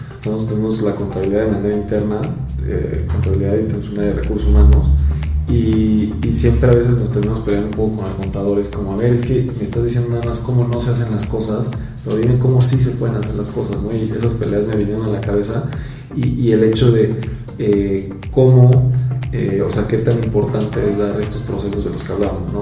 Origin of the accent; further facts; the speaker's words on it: Mexico City, Mexico; yo soy de Iztapalapa, puesto de México